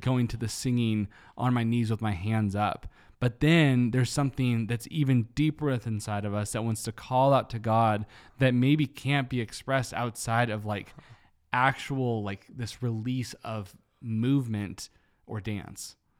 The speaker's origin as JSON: {"language": "English", "country": "United States", "said": "American Christians"}